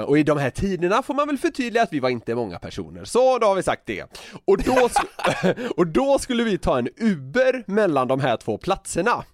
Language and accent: Swedish; Gothenburg, Västra Götaland, Sweden; accent: Gothenburg dialect; moved away; som göteborgare